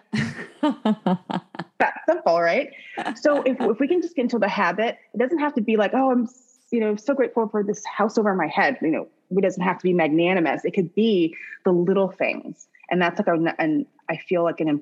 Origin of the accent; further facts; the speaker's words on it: Midwest, United States; I grew up in the Midwest